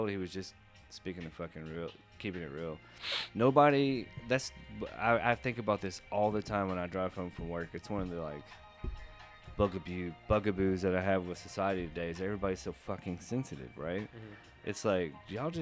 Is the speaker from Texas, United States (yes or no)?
no; Nashville, Tennessee, United States; I'm from Tennessee.